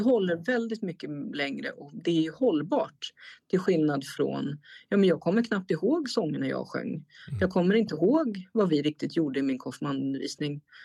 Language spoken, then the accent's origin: Swedish; Stockholm, Stockholm County, Sweden; moved away as an adult; now in Strängnäs, Sweden; Jag är född och uppvuxen i Stockholm